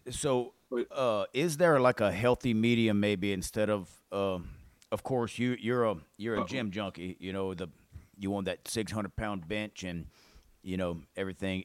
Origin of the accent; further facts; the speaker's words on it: Mansura, Louisiana, United States; right here from our little old hometown in Louisiana, of uh, Mansura